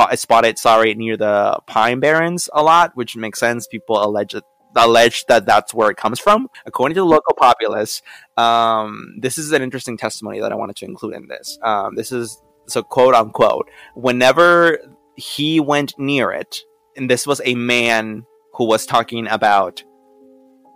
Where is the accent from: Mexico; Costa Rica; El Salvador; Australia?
Mexico; now in United States; by my fast speech and my accent, I am originally from Mexico